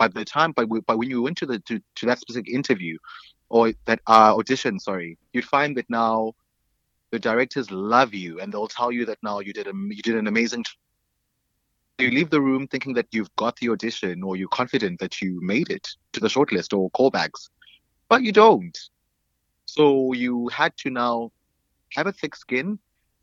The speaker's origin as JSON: {"language": "English", "town": "Alice", "region": "Eastern Cape", "country": "South Africa", "tie": "born or raised there", "also_born_or_lived": "East London / Queenstown", "moved": "yes", "lives_now": "Cape Town, South Africa", "said": "grew up in a small town called Alice, aka Etikeni"}